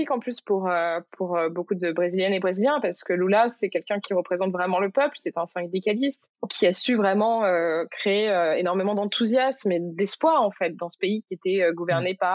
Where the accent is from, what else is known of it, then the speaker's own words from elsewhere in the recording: Morocco; En gros, moi, euh, j'ai grandi au Maroc et euh, mes parents avaient fait le choix quand j'étais petite de mettre dans une école euh, marocaine où j'ai appris l'arabe en fait.